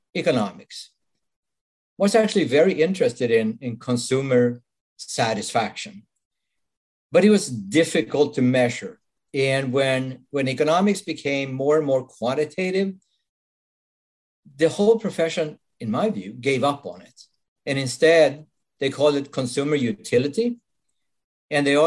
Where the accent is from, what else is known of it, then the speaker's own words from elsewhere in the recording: Sweden; English is a second language; now in United States; As you can probably tell from my accent, I wasn't born in this country. I'm Swedish originally. I've been living in the United States for quite some time now.